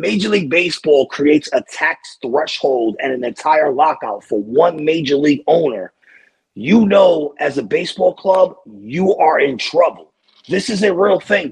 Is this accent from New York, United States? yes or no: yes; New York City, New York, United States; I'm from the Bronx